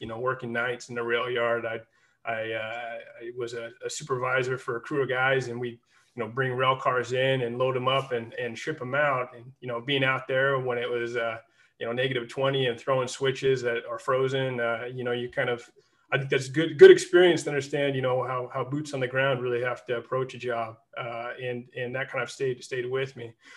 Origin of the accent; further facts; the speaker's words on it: Central Illinois, United States; also born or lived in Utah; I am from Central Illinois, and, and I went back home and worked after school